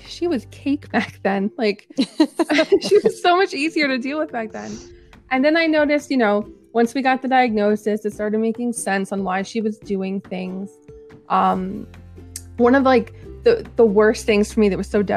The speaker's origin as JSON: {"language": "English", "region": "New Jersey", "country": "United States", "said": "I'm from New Jersey"}